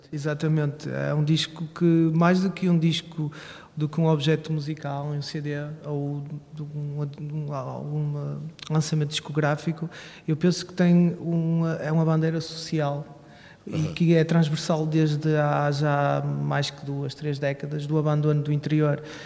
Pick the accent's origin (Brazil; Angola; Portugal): Portugal; Barcelos, Norte; now in Braga, Portugal; sou natural de Barcelos, que é pertíssimo de Braga